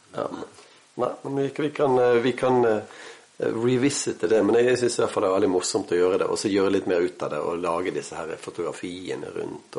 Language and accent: Norwegian; Bergen, Vestland, Norway; accent: Bergen dialect (bergensk); så lo jeg på bergensk